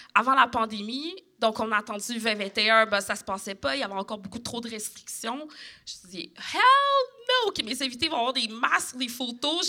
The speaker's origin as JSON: {"language": "French", "region": "Quebec", "country": "Canada", "said": "je suis québécoise"}